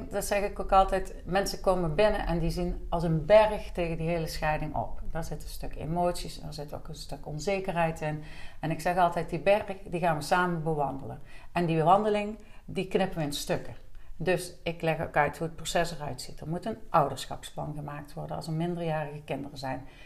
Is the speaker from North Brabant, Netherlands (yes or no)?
yes; Deurne, North Brabant, Netherlands; born there; now in Liessel, Netherlands; ik ben geboren in Deurne en ik woon bijna 15 jaar alweer in Liesel.